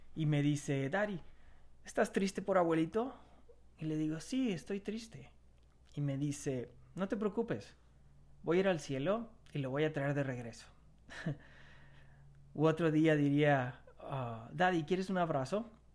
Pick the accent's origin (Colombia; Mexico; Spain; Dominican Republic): Mexico; moved away; el estar lejos de mi tierra, de, de mi México lindo y querido